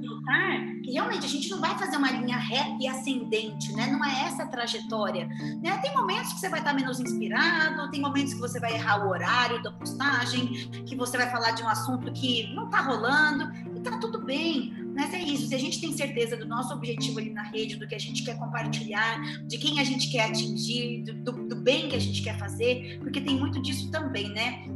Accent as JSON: {"language": "Portuguese", "country": "Brazil", "accent": "Brazilian Portuguese", "said": "o meu português do Brasil."}